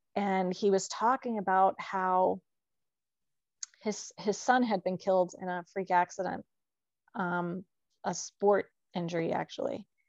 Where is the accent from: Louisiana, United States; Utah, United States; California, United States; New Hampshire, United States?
New Hampshire, United States; moved away as an adult; also born or lived in New Jersey / Pennsylvania; I grew up in New Hampshire.